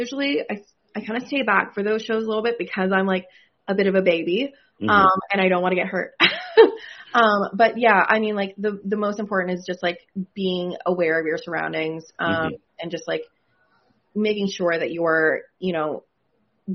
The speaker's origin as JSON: {"language": "English", "country": "Canada", "said": "I'm from Canada"}